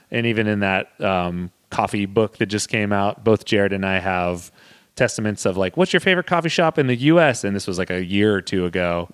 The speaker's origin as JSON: {"language": "English", "town": "Modesto", "region": "California", "country": "United States", "tie": "born or raised there", "said": "my hometown of the Modesto"}